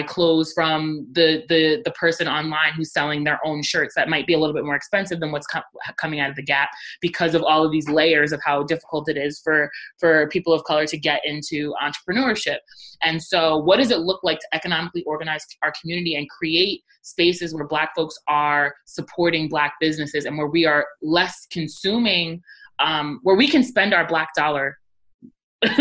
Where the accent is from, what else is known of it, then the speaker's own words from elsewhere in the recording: Rockland County, New York, United States; I grew up in Rockland County